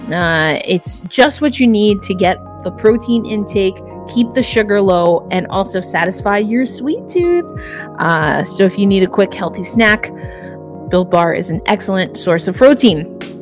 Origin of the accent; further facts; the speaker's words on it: New York, United States; I can relate as a New Yorker myself. Uh, I grew up in the 90s